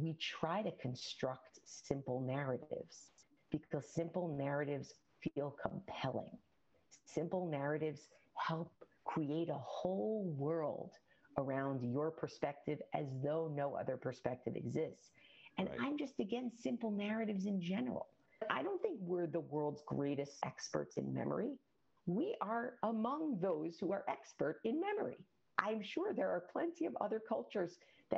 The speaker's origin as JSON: {"language": "English", "country": "United States", "said": "As an American"}